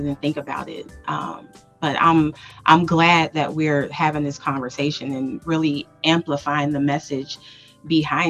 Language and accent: English; Cincinnati, Ohio, United States; now in Atlanta, United States; born and raised in Cincinnati